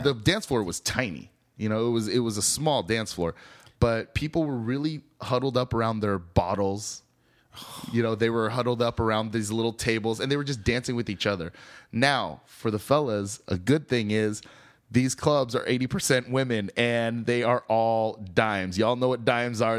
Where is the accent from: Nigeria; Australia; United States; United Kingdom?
United States; the Northwest, Pacific Northwest; moved away as an adult; also born or lived in Seattle; now in Austin, United States; growing up in the Northwest